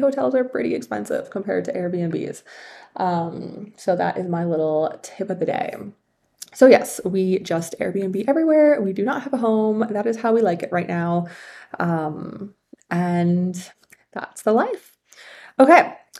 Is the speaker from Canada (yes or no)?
yes; Canada; moved away as an adult; also born or lived in China; I was born and raised in Canada